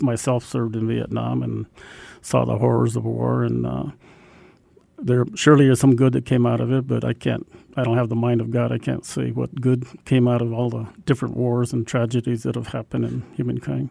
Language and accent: English; Albuquerque, New Mexico, United States; I grew up in Albuquerque, and on the west side of town